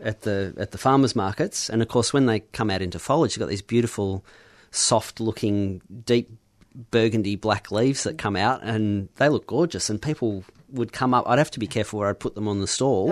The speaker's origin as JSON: {"language": "English", "town": "Mount Macedon", "region": "Victoria", "country": "Australia", "tie": "born or raised there", "moved": "yes", "said": "growing up in Mount Massot"}